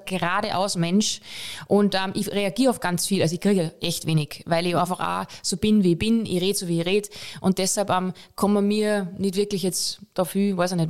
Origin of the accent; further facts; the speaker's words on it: Pongau, Salzburg, Austria; now in Vienna, Austria; ich bin Bongauerin